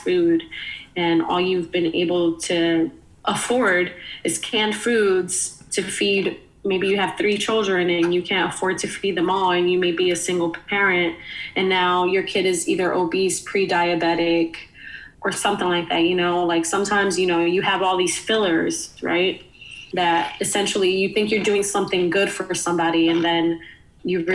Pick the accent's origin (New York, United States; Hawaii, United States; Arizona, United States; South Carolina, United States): New York, United States; New York City; moved away as an adult; now in Philadelphia, United States; me growing up in the Bronx, I was lucky enough to have a mom who would cook a meal